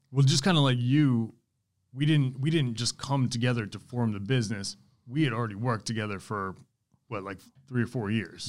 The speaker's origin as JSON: {"language": "English", "region": "Pennsylvania", "country": "United States", "moved": "as an adult", "lives_now": "North Carolina, United States", "said": "I'm from Pennsylvania, but moved down here two thousand twelve"}